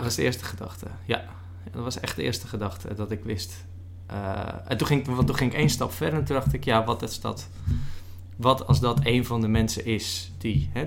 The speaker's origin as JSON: {"language": "Dutch", "area": "West Friesland", "region": "North Holland", "country": "Netherlands", "tie": "born or raised there", "said": "West-Friesland, een kop van mhm. Noord-Holland, waar ik vandaan kom"}